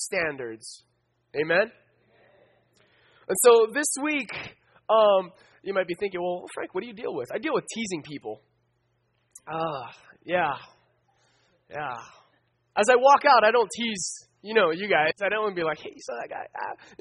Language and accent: English; Philippines; I'm Filipino